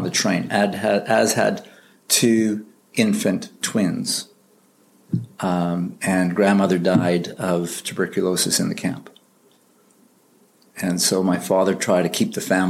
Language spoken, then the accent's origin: English; Winnipeg, Manitoba, Canada; moved away as an adult; born and raised in Winnipeg until I joined the K&R forces in 1975.